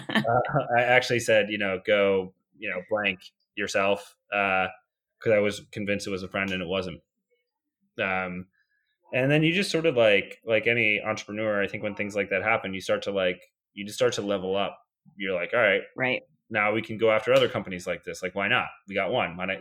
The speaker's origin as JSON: {"language": "English", "region": "New York", "country": "United States", "tie": "born or raised there", "also_born_or_lived": "Georgia", "moved": "as an adult", "said": "born and raised in New York, right outside New York City"}